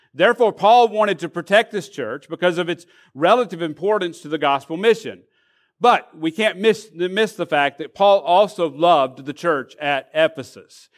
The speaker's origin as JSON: {"language": "English", "region": "Arkansas", "country": "United States", "moved": "yes", "lives_now": "Florida, United States", "said": "I'm from Arkansas"}